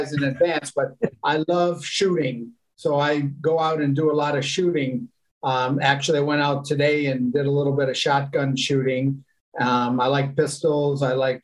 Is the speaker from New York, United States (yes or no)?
yes; Rochester, New York, United States; also born or lived in Amsterdam, Netherlands; I was born in Amsterdam, Holland, the Netherlands, and came over to the United States when I was about 5 years old and grew up in Rochester, New York